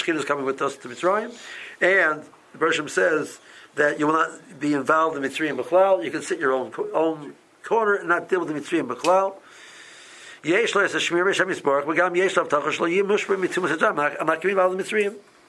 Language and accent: English; Silver Spring, Maryland, United States; and I knew Silver Spring, I'm from Silver Spring, I visited Silver Spring before